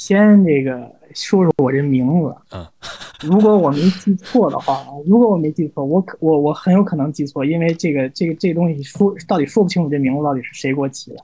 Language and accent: Chinese; China; moved away as an adult; also born or lived in Syracuse, United States / New York City, United States; 作为一个中国人来说